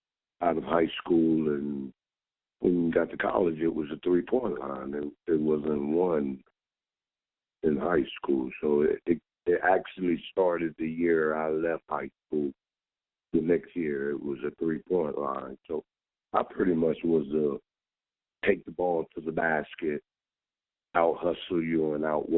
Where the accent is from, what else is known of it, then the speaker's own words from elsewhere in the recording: Camden, New Jersey, United States; It was basketball, Northeast, living in the state, New Jersey, right next to New York.